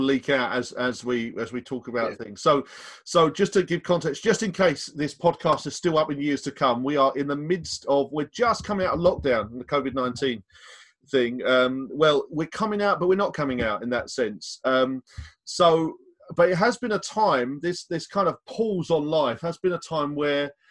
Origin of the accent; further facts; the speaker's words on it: East London, United Kingdom; all us East London guys